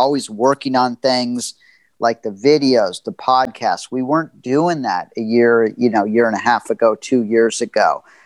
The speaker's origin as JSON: {"language": "English", "town": "Los Angeles", "region": "California", "country": "United States", "tie": "born or raised there", "said": "I grew up in Los Angeles"}